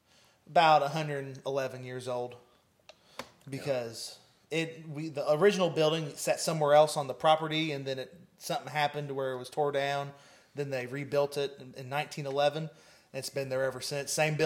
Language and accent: English; Shoals, Indiana, United States; also born or lived in Champaign, Illinois; I'm 20 years old. I say I'm from Shoals, Indiana, but I was really born over in Champaign, Illinois. When I was 3 months old, that was whenever Dad made the move to Shoals to be the preacher over there.